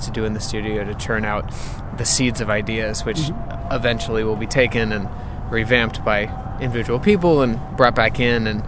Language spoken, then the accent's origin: English; Colorado, United States; moved away; also born or lived in Boston; I'm from Colorado